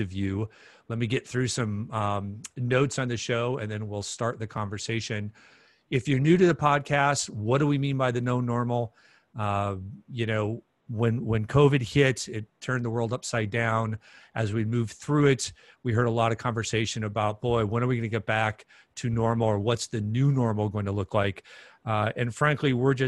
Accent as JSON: {"language": "English", "town": "Minneapolis–Saint Paul", "region": "Minnesota", "country": "United States", "tie": "born or raised there", "said": "here in my hometown of the Twin Cities, Minnesota"}